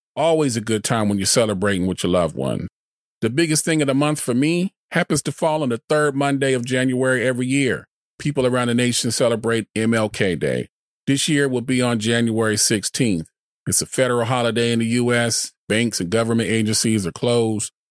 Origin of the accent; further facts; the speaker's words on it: Arizona, United States; my home state, Arizona